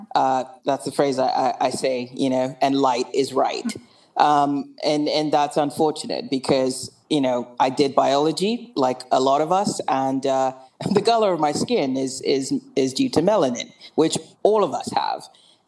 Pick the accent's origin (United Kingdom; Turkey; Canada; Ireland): United Kingdom; England; also born or lived in Wilmington, United States / Nigeria; I was born in America in Wilmington, Delaware. Good old Wilmington, Delaware, and. I grew up in England. I went to boarding school, so I split my time between England and Nigeria